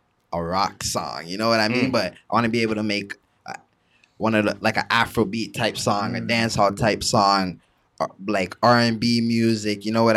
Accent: Toronto, Ontario, Canada; I'm from Toronto. I'm from the north.

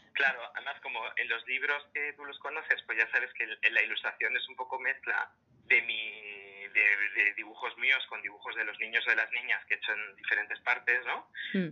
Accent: Madrid, Community of Madrid, Spain; yo nací en Argüelles, en Madrid, y me acuerdo cuando era pequeñito que, que, al lado de mi casa estaba la biblioteca

